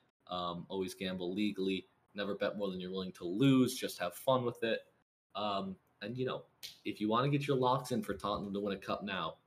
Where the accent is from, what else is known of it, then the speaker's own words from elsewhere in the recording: United States; As an American